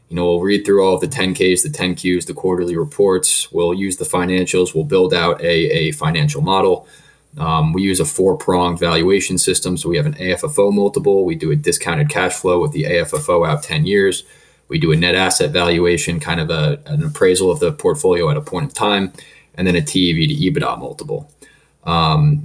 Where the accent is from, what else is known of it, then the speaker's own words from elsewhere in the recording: Montclair, New Jersey, United States; I was born and raised in New Jersey, town of Montclair